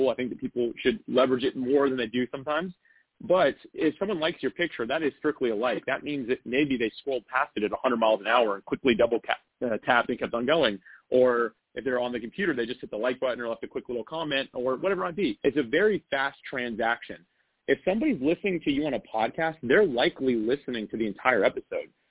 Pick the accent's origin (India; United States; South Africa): United States; North Florida; I grew up in Florida. So I've actually been in North oh, Florida so, okay. my entire life.